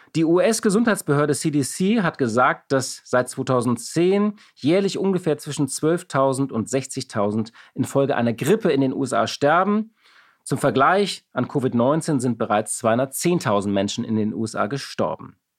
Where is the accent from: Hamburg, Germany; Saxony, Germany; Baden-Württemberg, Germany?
Hamburg, Germany; ich bin auch aus Hamburg